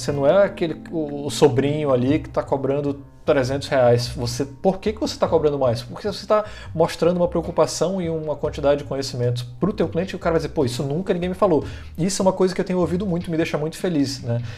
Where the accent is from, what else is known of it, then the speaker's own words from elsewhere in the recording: Manaus, Amazonas, Brazil; now in Florianópolis, Brazil; eu vim parar em Florianópolis, sou de Manaus, né? Vim morar em Florianópolis